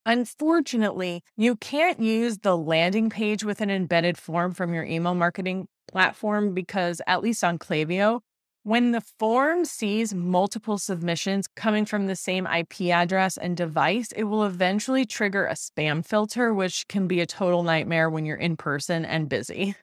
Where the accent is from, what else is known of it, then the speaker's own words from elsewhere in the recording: New York, United States; I'm from New York